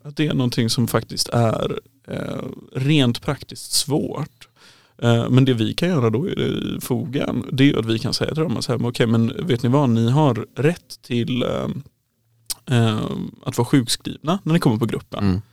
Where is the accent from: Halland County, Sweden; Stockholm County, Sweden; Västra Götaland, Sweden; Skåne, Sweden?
Halland County, Sweden; Kungsbacka; moved away as an adult; also born or lived in Uppsala; Jag kommer från Kungsbacka ursprungligen